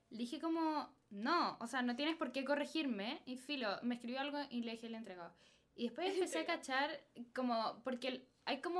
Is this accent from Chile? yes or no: yes; Chile; Como somos chilenos, eh, de verdad.